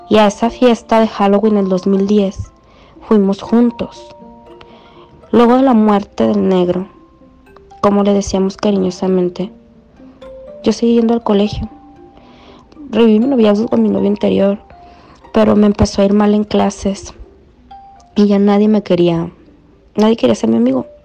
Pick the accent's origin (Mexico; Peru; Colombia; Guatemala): Colombia; Yopal, Casanare; also born or lived in Bogotá; Bueno, yo soy botana, nací aquí, aunque de niña fui a vivir a Yopal, Casanare.